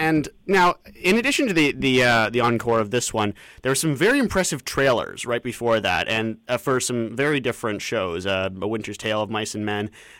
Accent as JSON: {"language": "English", "town": "London", "region": "Ontario", "country": "Canada", "tie": "born or raised there", "said": "my hometown of London, Ontario."}